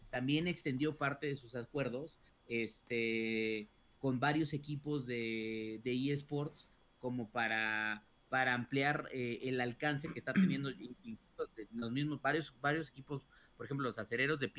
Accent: Mexico; güey, pues yo soy mexicano, yo creo que soy bueno en este juego

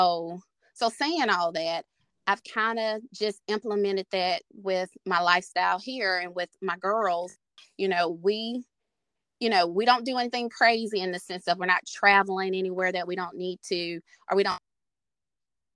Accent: Mississippi, United States; moved away as an adult; now in Arkansas, United States; I am originally from Mississippi, currently here in Arkansas

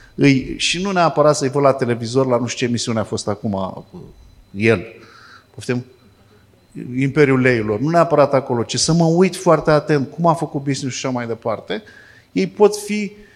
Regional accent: Fitionești, Vrancea County, Romania; Fitionești este satul meu natal

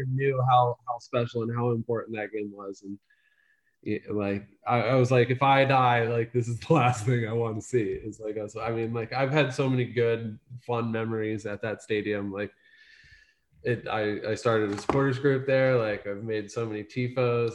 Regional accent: Salem, Ohio, United States; also born or lived in Philadelphia / Melbourne; I was born in a small town in northeastern Ohio called Salem.

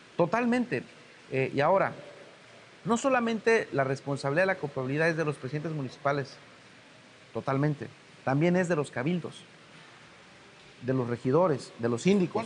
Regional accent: Guerrero, Mexico

